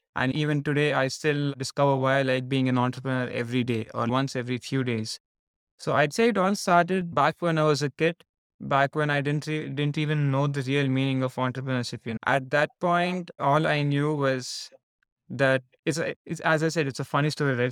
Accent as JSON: {"language": "English", "town": "Hyderabad", "region": "Telangana", "country": "India", "tie": "born or raised there", "also_born_or_lived": "Nottingham, United Kingdom", "moved": "as an adult", "said": "I was born and raised in India, the southern part of India, from a city called Hyderabad"}